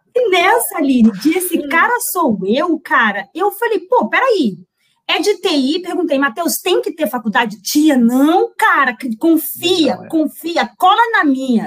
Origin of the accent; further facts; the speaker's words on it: Resende, Rio de Janeiro, Brazil; Sou de Resende, deve ter muita gente aqui de Resende